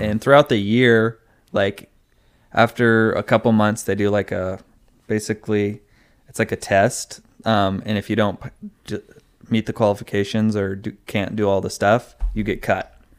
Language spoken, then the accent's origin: English; California, United States; also born or lived in Arizona; I was born in Arizona and then we moved to California.